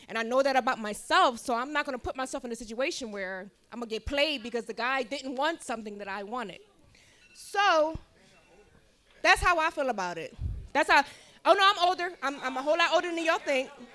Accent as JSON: {"language": "English", "town": "Philadelphia", "region": "Pennsylvania", "country": "United States", "tie": "born or raised there", "said": "I know I got a weird accent, but I'm born and raised in Philly"}